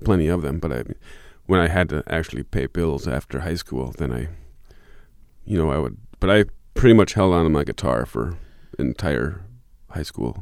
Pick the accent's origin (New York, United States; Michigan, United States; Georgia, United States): Michigan, United States; also born or lived in Fort Collins, Colorado / Lake Tahoe, California; now in southern Minnesota, United States; my parents moved back to Michigan